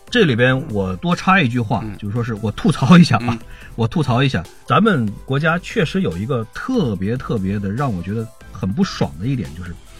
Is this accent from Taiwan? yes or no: no; China; 我们中国人